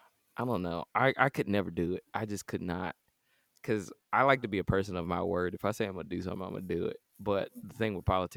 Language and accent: English; Atlanta, Georgia, United States; Like my birth certificate say the United States, and I was born at Georgia Baptist, which is now Atlanta Medical, which is now I'm pretty sure Emory or Wellstar. So I'm pretty American.